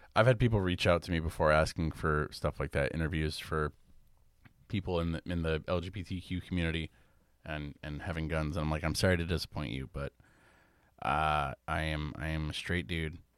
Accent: New England, Connecticut, United States; growing up in New England, Connecticut

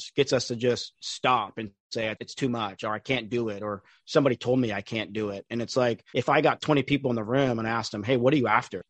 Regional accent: San Diego, California, United States; born and raised in San Diego. So been here 40 years

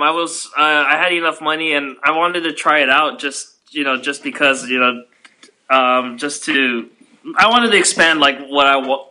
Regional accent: Hawaii, United States; moved away; I'm actually born and raised in Hawaii

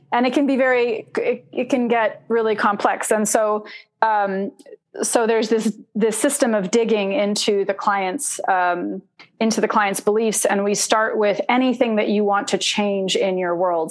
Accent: Oregon, United States; also born or lived in Indonesia / Los Angeles, California; I grew up in Oregon. Yeah. Um, uh, I mean, I grew up in LA and then in Oregon

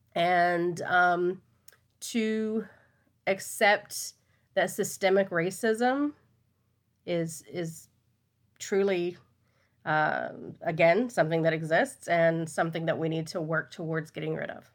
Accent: Texas, United States; I am a Texan, I was born and raised here

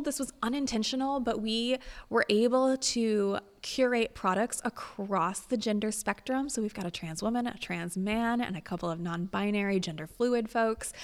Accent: Indiana, United States; moved away; my hometown in Indiana

